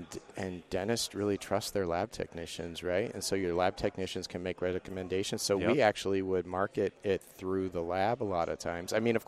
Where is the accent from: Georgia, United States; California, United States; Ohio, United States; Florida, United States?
California, United States; Ventura County, Southern; moved away as an adult; now in Buffalo, United States; I grew up in Ventura County. I was a beach guy